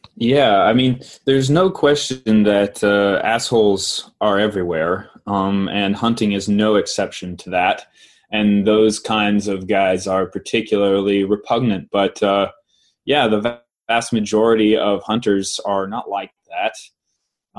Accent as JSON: {"language": "English", "town": "Knoxville", "region": "Tennessee", "country": "United States", "tie": "born or raised there", "said": "I grew up in Knoxville"}